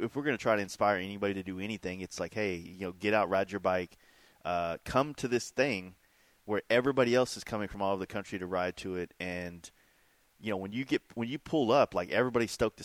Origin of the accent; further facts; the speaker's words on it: Dallas, Texas, United States; I grew up in Dallas, like, in the thick of it, like, never really came to Fort Worth